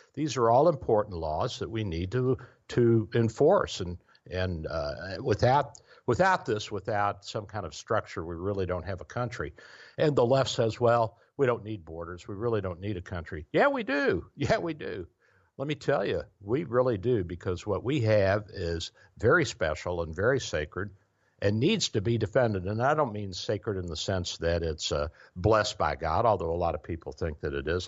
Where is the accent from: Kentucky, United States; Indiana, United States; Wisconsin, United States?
Kentucky, United States; born or raised there